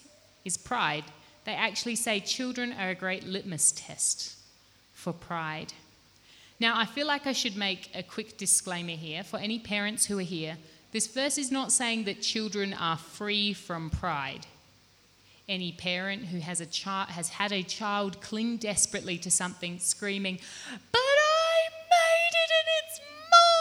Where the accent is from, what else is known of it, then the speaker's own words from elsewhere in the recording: Australia; now in Malawi; I grew up in Australia and now I've lived in Malawi